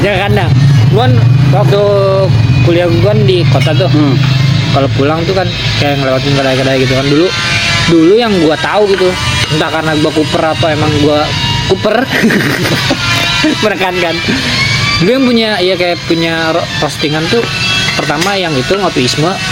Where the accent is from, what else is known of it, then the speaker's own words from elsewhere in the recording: East Java, Indonesia; also born or lived in Setu, Bekasi; now in Bekasi, Indonesia; gue juga orang Jawa Timur